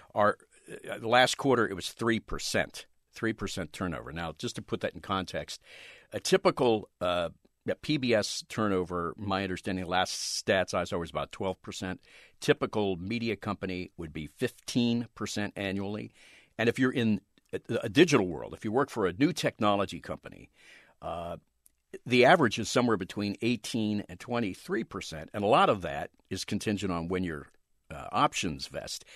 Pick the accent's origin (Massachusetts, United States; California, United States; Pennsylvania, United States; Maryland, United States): Pennsylvania, United States; outside Philadelphia; I grew up right outside Philadelphia